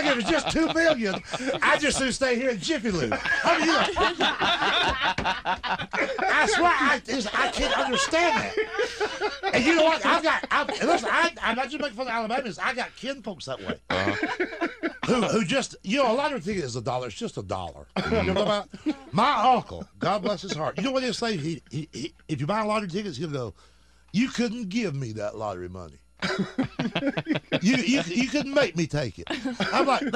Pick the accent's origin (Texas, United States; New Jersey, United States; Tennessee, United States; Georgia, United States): Georgia, United States; I'm from Georgia.